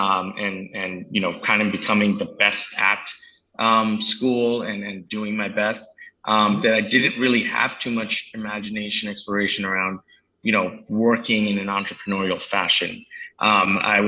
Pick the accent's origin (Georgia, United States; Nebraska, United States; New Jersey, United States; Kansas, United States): New Jersey, United States; also born or lived in India; Grew up in New Jersey, and I've been here kind of my whole life. I was actually born in India, but I came here extremely young